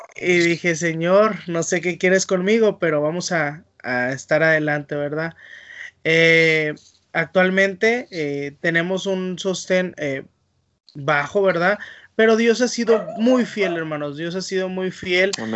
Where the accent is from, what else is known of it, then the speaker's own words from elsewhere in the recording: northern Mexico, Mexico; moved away as an adult; now in Mendoza, Argentina; uno como mexicano eh, norteño